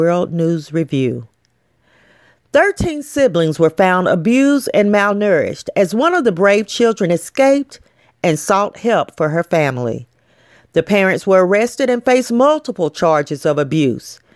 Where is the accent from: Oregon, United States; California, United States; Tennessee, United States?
Tennessee, United States; Knoxville; my hometown of Knoxville, Tennessee